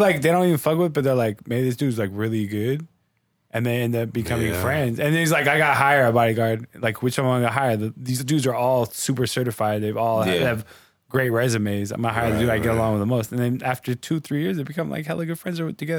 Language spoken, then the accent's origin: English; San Francisco, California, United States; born or raised there